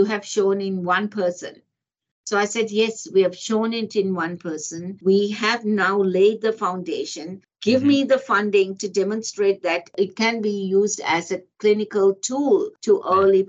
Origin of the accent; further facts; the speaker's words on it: Botswana; now in Australia; I grew up in Africa, a country called Botswana